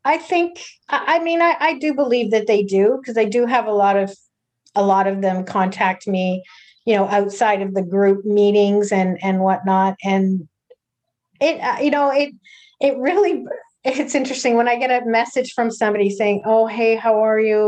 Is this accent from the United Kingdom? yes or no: no; Toronto, Ontario, Canada; I'm from the Toronto area